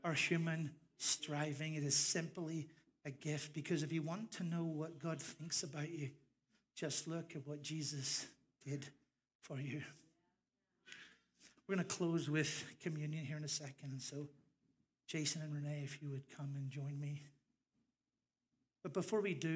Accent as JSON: {"language": "English", "town": "Larne", "region": "Northern Ireland", "country": "United Kingdom", "moved": "yes", "said": "my local minister back home in Larne, County Antrim, Northern Ireland. My accent's coming back"}